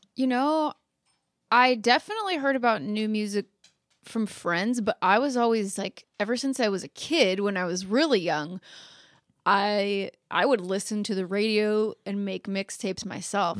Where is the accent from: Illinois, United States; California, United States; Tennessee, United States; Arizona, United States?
Arizona, United States; Phoenix; now in Los Angeles, United States; I'm from Phoenix, Arizona. Like, I'm not from the South.